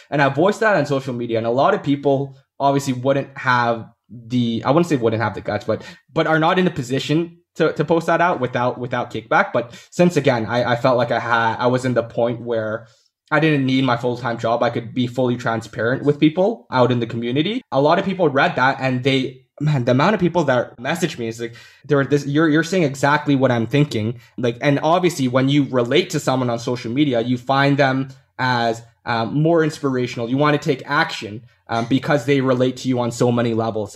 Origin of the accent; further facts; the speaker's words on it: Canada; born in Canada